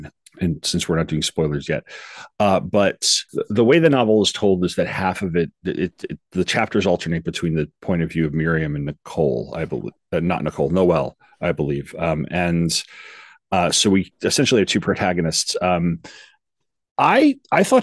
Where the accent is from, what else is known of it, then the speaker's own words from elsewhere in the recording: New York, United States; I'm from New York. I've only been as far north as the Catskills